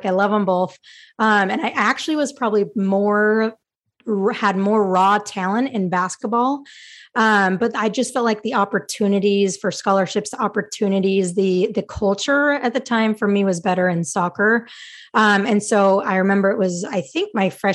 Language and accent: English; Utah, United States; moved away as an adult; also born or lived in Virginia; I wanted to stay close to home and I was from Utah